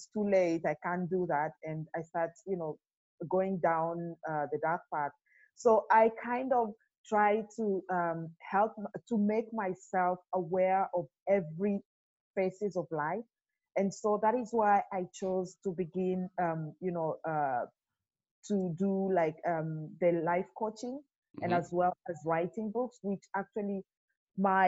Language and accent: English; Kenya; moved away as an adult; also born or lived in Dubai; now in Germany; Originally I come from Kenya, and I have lived and worked in Dubai for 7 years before I moved to Germany.